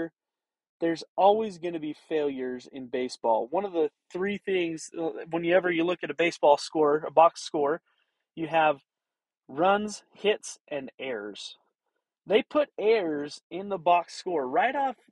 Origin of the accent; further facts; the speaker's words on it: Wyoming, United States; now in Roosevelt, Utah, United States; I grew up in Wyoming